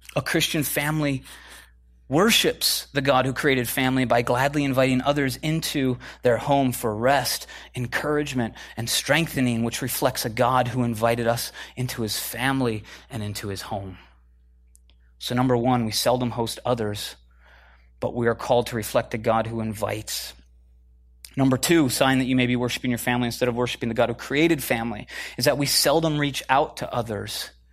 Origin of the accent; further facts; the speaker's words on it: Midwest, United States; moved away as an adult; also born or lived in Chicago / Minneapolis; now in California, United States; I'm from the Midwest originally